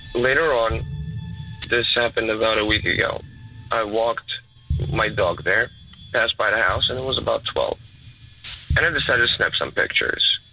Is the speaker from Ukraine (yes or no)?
yes; Ukraine; moved away; I'm actually originally from Ukraine